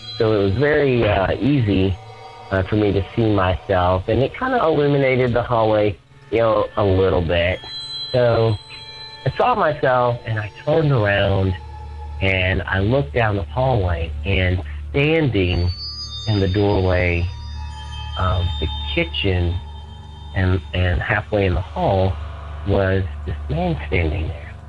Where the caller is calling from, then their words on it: Atlanta, Georgia, United States; I'm calling from Atlanta, Georgia.